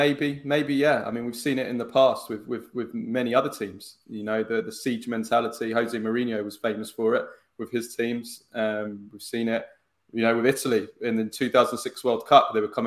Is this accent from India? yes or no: no; England, United Kingdom; my parents are Italian, but I was born in England. I grew up in England